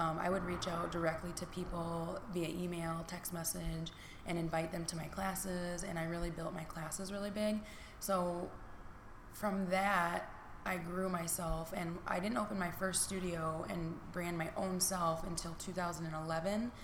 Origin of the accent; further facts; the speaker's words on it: Niles, Michigan, United States; I have been born and raised in Niles, Michigan